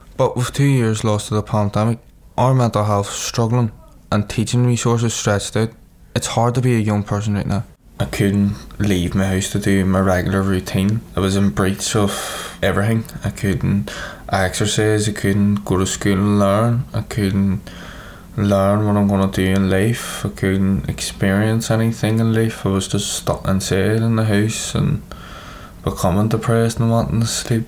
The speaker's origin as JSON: {"language": "English", "town": "Belfast", "region": "Northern Ireland", "country": "United Kingdom", "tie": "born or raised there", "said": "I'm 18 years old, and I'm from North Belfast. Growing up, I used to walk around the city centre a lot"}